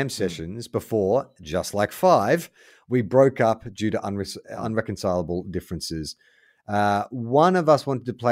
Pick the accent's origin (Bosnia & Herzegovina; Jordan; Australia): Australia; Perth, Western Australia; When I was about 10, growing up in Perth, me and my best mate decided we would start a band.